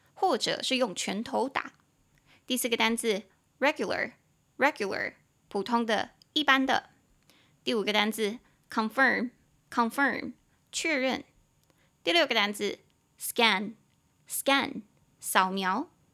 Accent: Taiwan; 我们两个都是在台湾土生土长

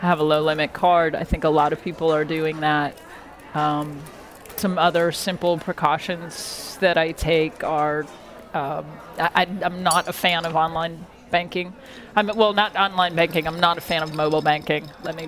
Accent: New York, United States; born there; also born or lived in Seattle; I was born in New York, and I spent many years traveling the country following my mom. I lived in Seattle for about 10 years, and I've been here since 2001.

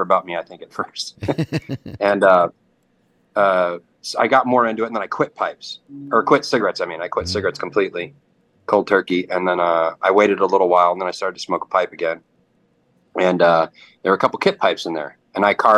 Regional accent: Grand Rapids, Michigan, United States; also born or lived in Detroit, Michigan; I'm from Michigan. I grew up in kind of mostly Grand Rapids and a little bit in Detroit

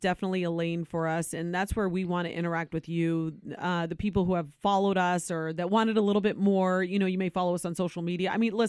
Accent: Ohio, United States; Born and raised in Ohio.

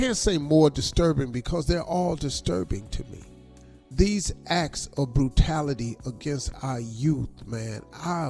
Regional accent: United States; for all of us who travel as Americans.

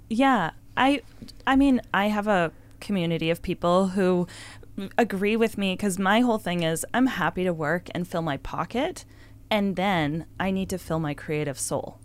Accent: Victoria, British Columbia, Canada; I grew up in Victoria

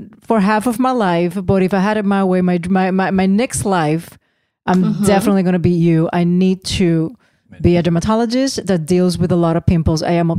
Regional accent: Puerto Rico; growing up in Puerto Rico

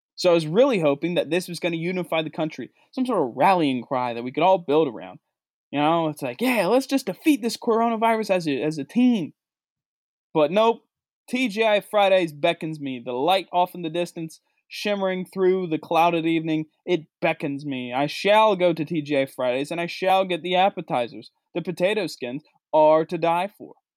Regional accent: West Virginia, United States; moved away; my home state of West Virginia, the state I grew up in, the state I went to school

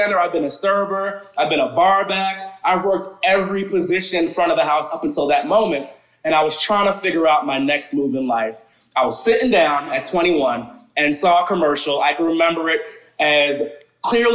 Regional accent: Teaneck, New Jersey, United States; moved away; also born or lived in Englewood, New Jersey / Atlanta; I actually born and raised in New Jersey.

